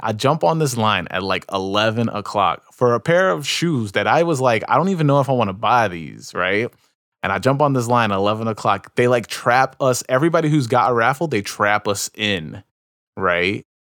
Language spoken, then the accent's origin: English; New York, United States; I was from New York